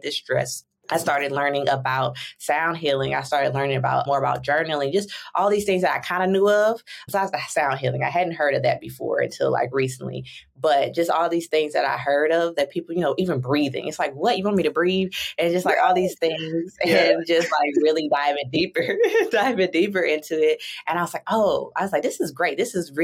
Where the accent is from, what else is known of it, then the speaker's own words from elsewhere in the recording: St. Louis, Missouri, United States; moved away as an adult; also born or lived in Chicago, Illinois; now in San Diego, United States; I was born and raised in St. Louis, Missouri